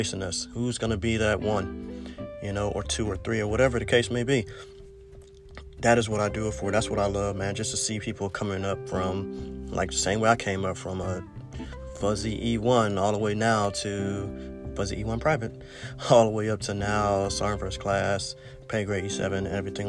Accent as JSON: {"language": "English", "town": "East Cleveland", "region": "Ohio", "country": "United States", "tie": "born or raised there", "moved": "as an adult", "said": "growing up in East Cleveland"}